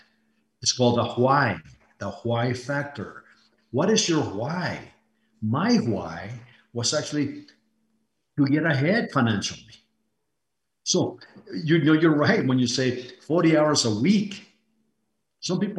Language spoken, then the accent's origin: English; Iowa, United States; moved away; also born or lived in Mexico City, Mexico; as I was growing up in Iowa, and I had like summer vacation, I actually held two full-time jobs